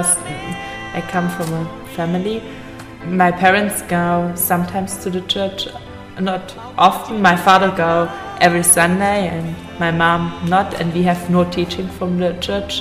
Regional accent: Germany; from Germany

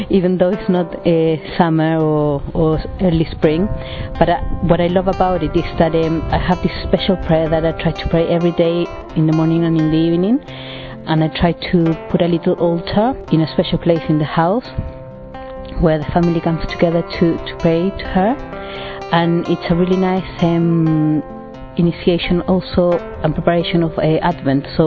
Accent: Chile; moved away; I'm from Chile and I'm 36 years old.

